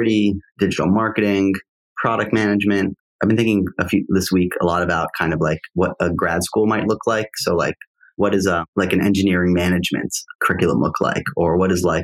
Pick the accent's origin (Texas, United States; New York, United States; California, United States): New York, United States; also born or lived in Wisconsin; I grew up in New York and I loved New York